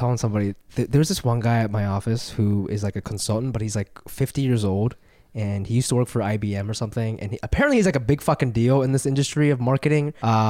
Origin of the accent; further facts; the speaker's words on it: Japan; moved away; because I'm from there